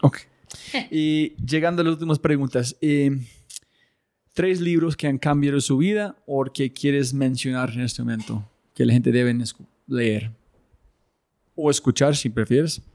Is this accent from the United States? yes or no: yes; United States; moved away; yo ser gringo y mi esposa colombiana